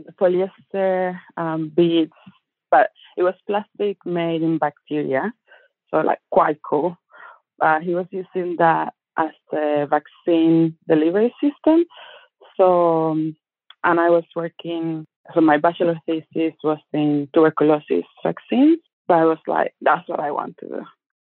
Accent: Cuba; moved away as an adult; also born or lived in Havana; now in New Zealand; But I am originally from Cuba

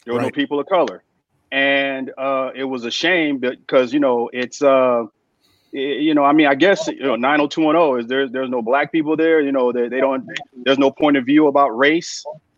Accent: California, United States; also born or lived in Memphis, Tennessee; I grew up in California. I was born in Memphis, but raised in California.

